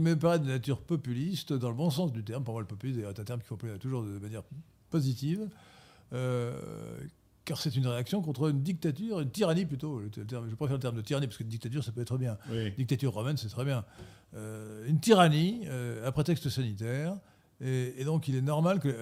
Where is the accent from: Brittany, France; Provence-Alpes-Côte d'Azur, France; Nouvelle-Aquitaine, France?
Brittany, France; Gallo; je suis de la Bretagne galote